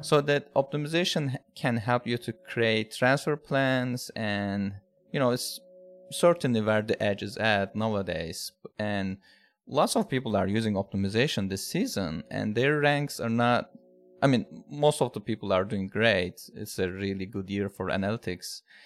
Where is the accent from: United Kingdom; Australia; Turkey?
Turkey; now in United States; I'm from, I'm originally from Turkey, but living in United States now